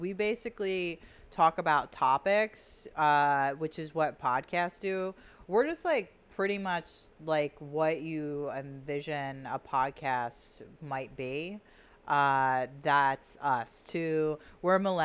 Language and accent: English; Delaware County, Pennsylvania, United States; we're from Delaware County